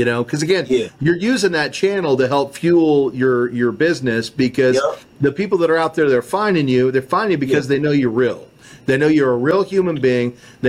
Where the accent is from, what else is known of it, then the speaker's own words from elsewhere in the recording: Kansas, United States; Oh, I know K-State. I'm from Kansas.